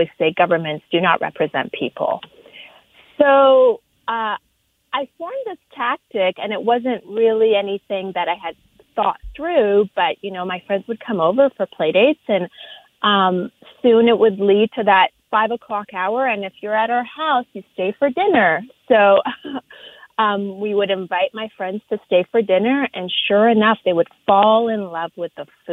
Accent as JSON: {"language": "English", "country": "Canada", "tie": "born or raised there", "also_born_or_lived": "Iran", "moved": "as an adult", "lives_now": "Los Angeles, United States", "said": "growing up in Canada"}